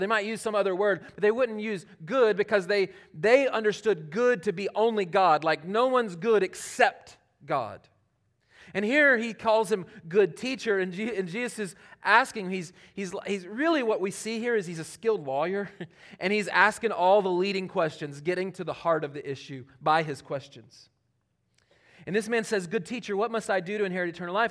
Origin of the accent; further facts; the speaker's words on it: Charlotte, North Carolina, United States; moved away; Charlotte that's my hometown